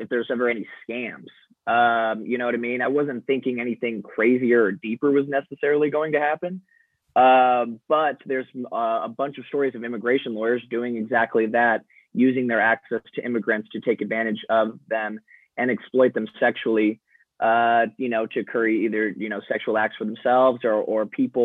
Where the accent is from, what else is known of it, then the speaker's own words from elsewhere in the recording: Arizona, United States; as a white guy growing up in Arizona